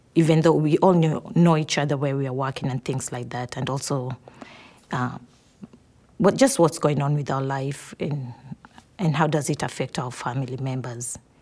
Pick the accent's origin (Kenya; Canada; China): Kenya; moved away as an adult; I'm from Kenya